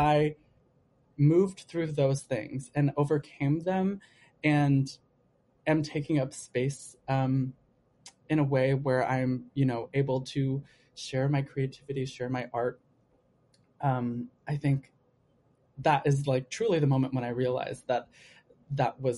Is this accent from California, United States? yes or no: yes; Los Angeles, California, United States; now in New York, United States; I'm from LA, by the way. I'm from Southern California